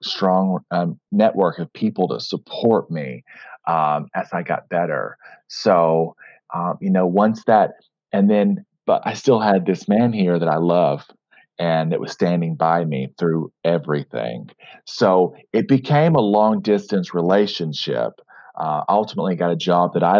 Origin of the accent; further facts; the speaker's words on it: Fort Smith, Arkansas, United States; also born or lived in New York City; I split my time between my hometown, Fort Smith, Arkansas, and New York City